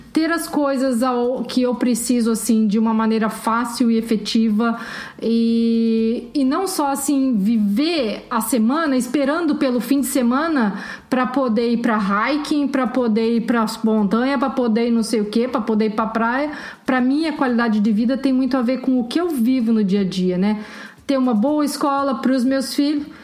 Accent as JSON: {"language": "Portuguese", "town": "Curitiba", "region": "Paraná", "country": "Brazil", "also_born_or_lived": "São José dos Campos", "moved": "as an adult", "said": "eu sou de Curitiba, mas eu já tinha me mudado de lá fazia algum tempo"}